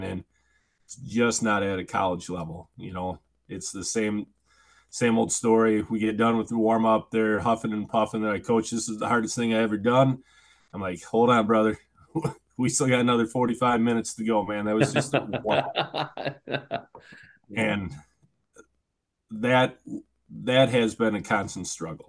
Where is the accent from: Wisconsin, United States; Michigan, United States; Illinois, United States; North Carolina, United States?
Wisconsin, United States; Oshkosh; also born or lived in River Falls, Wisconsin; I grew up in the Fox River Valley, in the heart of Oshkosh